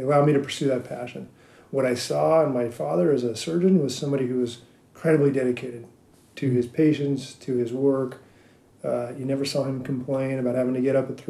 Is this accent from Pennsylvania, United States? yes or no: no; Reno, Nevada, United States; I got to be a kid growing up in Reno